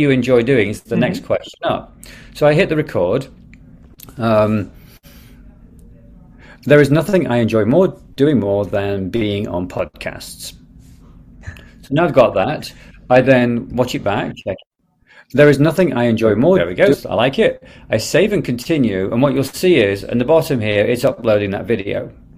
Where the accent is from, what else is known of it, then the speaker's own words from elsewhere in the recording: Derby, East Midlands, United Kingdom; I was born in Derby, England.